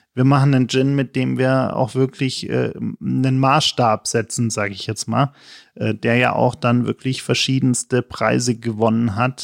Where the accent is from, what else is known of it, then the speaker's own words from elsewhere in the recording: Germany; als Deutscher